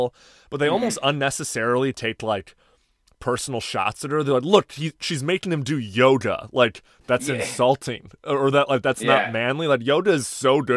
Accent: California, United States; As a Californian

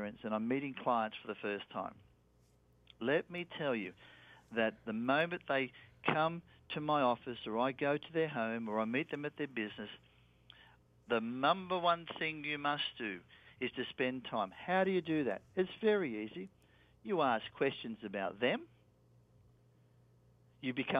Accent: Australia; accent: Australian; my Australian accent

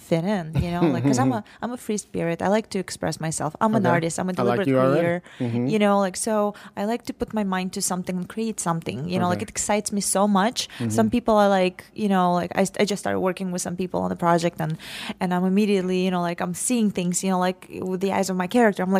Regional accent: Saint Petersburg, Russia; now in United States; I am originally from St. Petersburg, Russia

